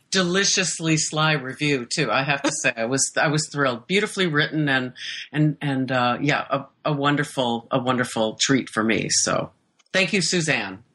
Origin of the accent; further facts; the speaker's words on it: Iowa, United States; moved away as an adult; also born or lived in Stockholm; I was born and raised in Iowa